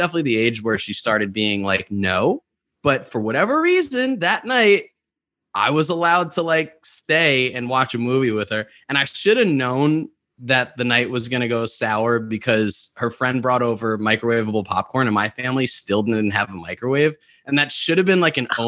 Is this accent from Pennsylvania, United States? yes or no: no; New York, United States; I grew up in New York